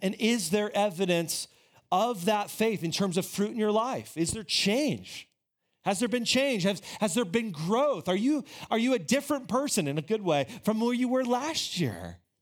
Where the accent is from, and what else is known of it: United States